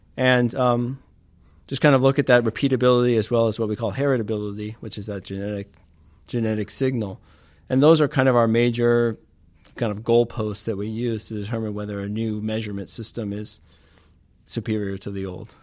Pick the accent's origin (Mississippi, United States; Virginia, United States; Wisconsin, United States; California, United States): California, United States; Los Angeles; moved away; I grew up in California